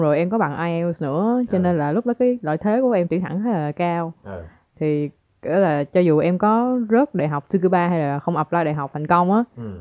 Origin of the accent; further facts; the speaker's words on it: Ho Chi Minh City, Vietnam; moved away as an adult; now in Japan; em đến từ Sài Gòn ừ. là ở Việt Nam